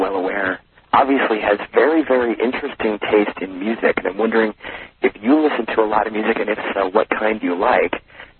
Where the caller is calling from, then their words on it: Springfield, Illinois, United States; I'm calling from Springfield, Illinois, home of a balmy negative 22 degrees.